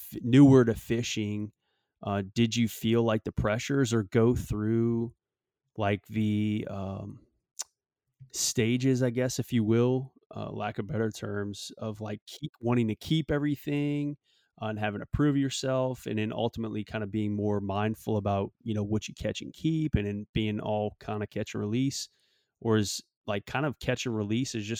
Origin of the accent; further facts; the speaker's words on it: Southeast Louisiana, United States; now in South Texas, United States; growing up in Southeast Louisiana